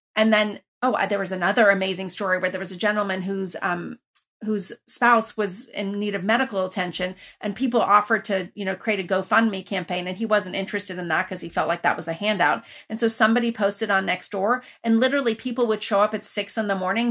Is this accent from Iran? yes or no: yes; Iran; also born or lived in Lafayette, California, United States; now in United States; I grew up originally in Iran where you were connected to everybody